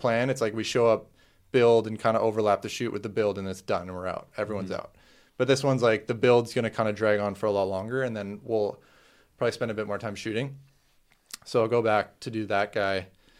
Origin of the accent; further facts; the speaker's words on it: Canada; because I was Canadian.